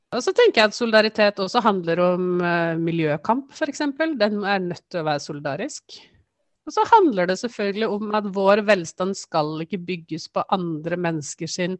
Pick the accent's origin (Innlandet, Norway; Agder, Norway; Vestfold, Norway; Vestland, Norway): Innlandet, Norway; Toten and Lillehammer, Eastern Norway; moved away as an adult; now in Trondheim, Norway; Jeg kommer fra Østlandet opprinnelig Toten og Lillehammer. Men jeg har bodd i Trondheim siden 1995.